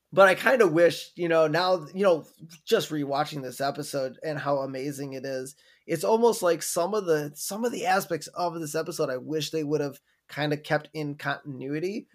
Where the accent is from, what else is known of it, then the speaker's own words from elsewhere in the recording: Wisconsin, United States; growing up in Wisconsin